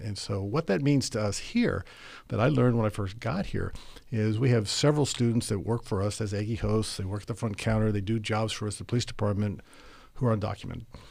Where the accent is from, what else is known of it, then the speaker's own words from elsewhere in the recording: Monterey, California, United States; also born or lived in Tokyo, Japan; I was born and raised in Tokyo, Japan, where I lived for the first ten years of my life. Our family moved to Monterey, California when I was going into the fifth grade